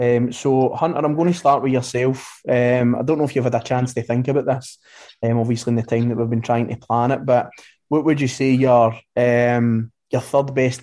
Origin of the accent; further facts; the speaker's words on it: Greenock, Scotland, United Kingdom; where I'm from Greenock.